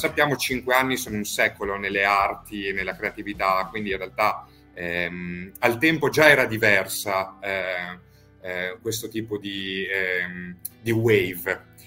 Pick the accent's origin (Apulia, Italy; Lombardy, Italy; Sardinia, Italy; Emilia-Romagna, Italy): Emilia-Romagna, Italy; now in Rome, Italy; qui a Roma, dove poi noi operiamo, anche se io in realtà sono emiliano